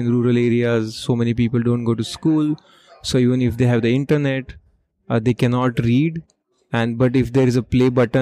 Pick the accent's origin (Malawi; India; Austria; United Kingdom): India; moved away as an adult; now in New York, United States; I was born and brought up in rural India